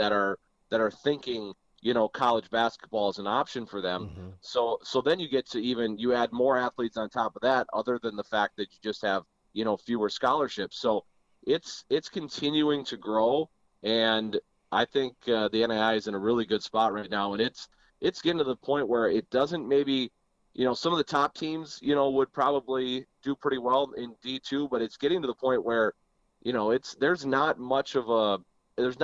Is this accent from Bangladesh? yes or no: no; Minnesota, United States; moved away as an adult; also born or lived in Wisconsin; now in Jamestown, United States; I grew up in Minnesota